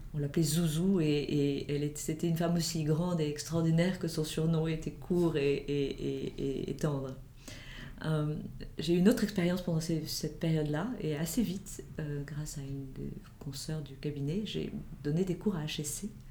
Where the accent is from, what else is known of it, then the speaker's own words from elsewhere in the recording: Marseille, Provence-Alpes-Côte d'Azur, France; j'ai grandi à Marseille, ce qui a sans doute euh, forgé mon caractère de méridional